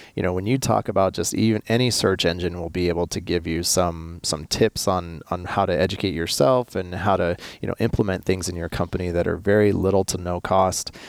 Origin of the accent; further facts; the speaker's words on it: United States; I'm American